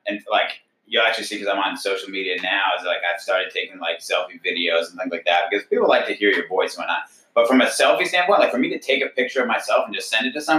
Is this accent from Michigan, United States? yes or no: no; Connecticut, United States; born there; I am not from Texas. I was actually born in Connecticut originally, and my family kind of moved around.